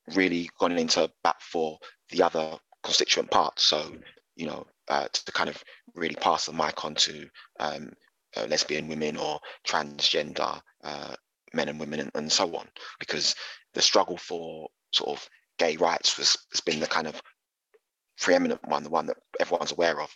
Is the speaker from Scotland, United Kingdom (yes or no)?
no; London, United Kingdom; growing up in East London